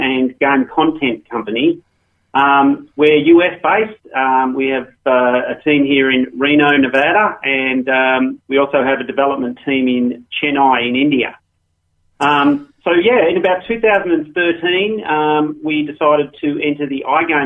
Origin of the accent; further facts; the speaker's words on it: Australia; moved away as an adult; as you might tell from my accent. I started off in Australia and worked in the gaming industry over there.